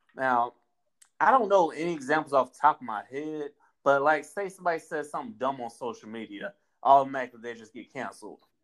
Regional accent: Florida, United States; accent: Southern; also born or lived in North Carolina / Georgia / Texas / Tallahassee, Florida; I'm born and raised in Florida.

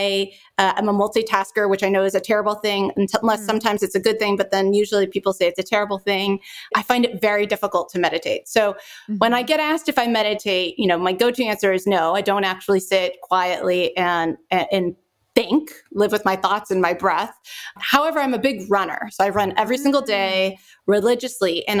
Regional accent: Pasadena, California, United States; I'm from Pasadena

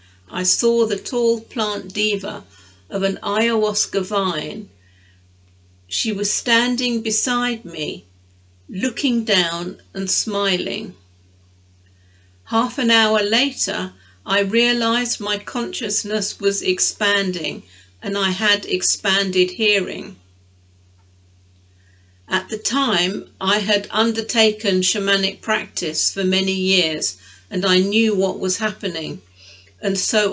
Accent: England, United Kingdom; My sister and I, we were brought up as English

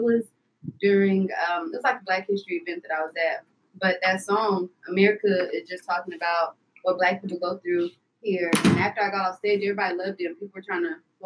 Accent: Texas, United States; I'm from Texas

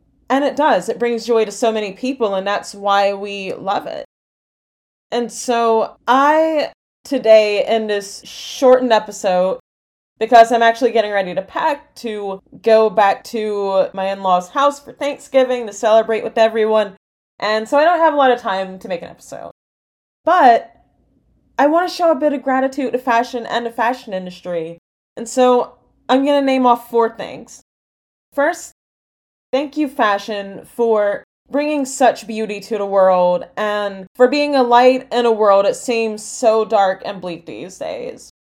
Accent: exurbs of Atlanta, Georgia, United States; teen growing up in the exurbs of Atlanta, Georgia, in the United States

